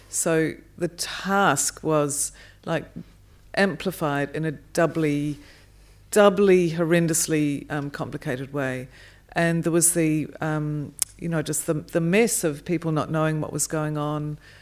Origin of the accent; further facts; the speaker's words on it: New Zealand; I'm a New Zealander and grew up in the shadow of the Ed Hillary, um, story and family